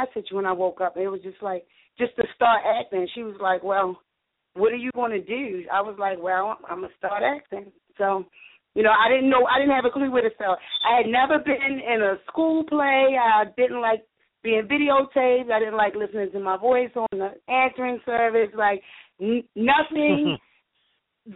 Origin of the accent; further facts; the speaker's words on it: Baltimore, Maryland, United States; I was born and raised in Baltimore City